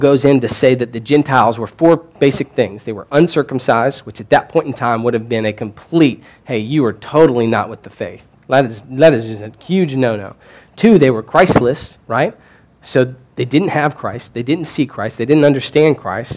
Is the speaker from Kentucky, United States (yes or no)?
yes; Kentucky, United States; moved away; I'm from Kentucky